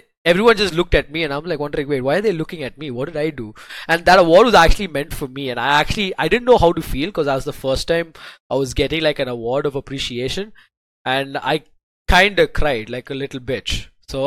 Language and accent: English; Chennai, Tamil Nadu, India; I'm a kid from Chennai